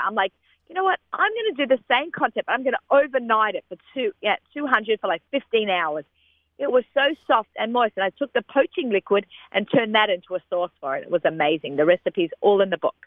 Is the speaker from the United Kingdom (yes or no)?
no; Australia; moved away; growing up in Australia